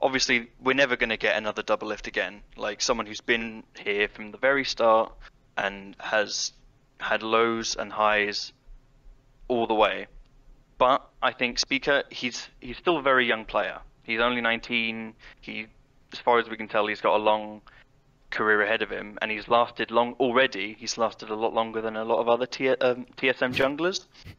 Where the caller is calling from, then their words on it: Norwich, East of England, United Kingdom; I'm calling from Norwich in the east of England.